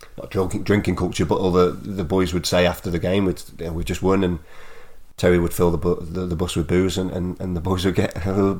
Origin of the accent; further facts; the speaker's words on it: England, United Kingdom; moved away as an adult; also born or lived in Macclesfield / Shrewsbury; being English myself